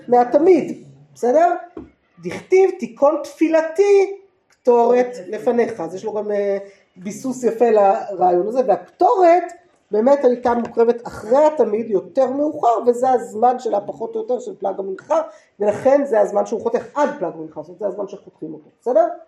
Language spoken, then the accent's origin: Hebrew; Jerusalem, Jerusalem District, Israel; גדלתי בעיר העתיקה